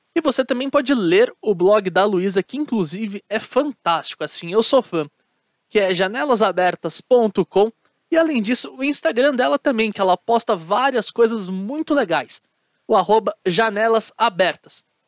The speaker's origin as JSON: {"language": "Portuguese", "region": "São Paulo", "country": "Brazil", "said": "eu sou aqui de São Paulo"}